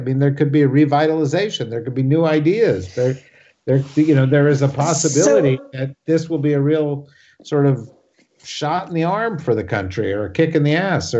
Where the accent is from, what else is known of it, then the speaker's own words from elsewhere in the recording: New Jersey, United States; because I'm actually in New Jersey as we're saying this, and I'm from New Jersey.